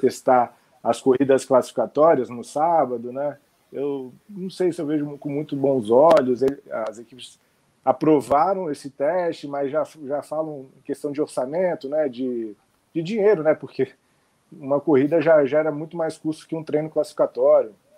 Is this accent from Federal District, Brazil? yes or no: yes; Brasília, Federal District, Brazil; now in Rio de Janeiro, Brazil; Eu moro eu tô, moro no Rio, mas há algum tempo eu sou de Brasília